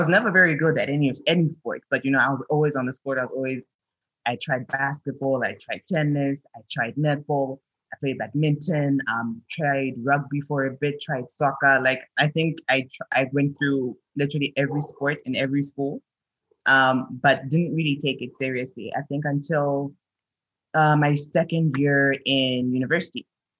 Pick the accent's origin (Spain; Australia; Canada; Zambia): Zambia; Lusaka, Lusaka Province; also born or lived in Mozambique; I'm from Zambia. I was born in Mozambique, in Maputo, raised across Southern Africa. Settled in Zambia, in Lusaka.